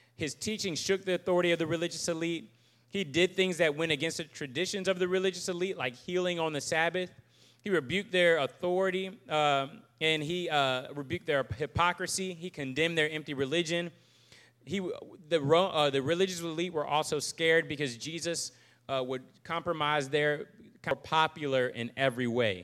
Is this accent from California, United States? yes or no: no; Virginia Beach, Virginia, United States; moved away as an adult; also born or lived in Charlottesville, Virginia; now in Jackson, Mississippi, United States; I am from Virginia Beach originally